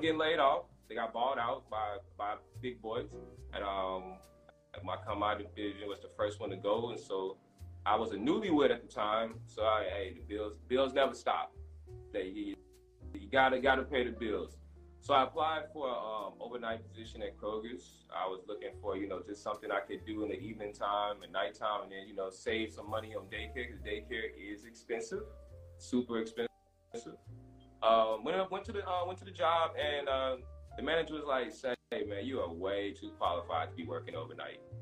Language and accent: English; St. Louis, Missouri, United States; moved away as an adult; also born or lived in Baton Rouge, Louisiana; now in Houston, United States; moved to Houston in 2009. I'm originally from St. Louis